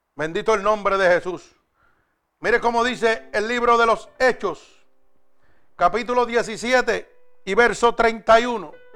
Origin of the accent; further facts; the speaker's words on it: Puerto Rico; en mi país, en Puerto Rico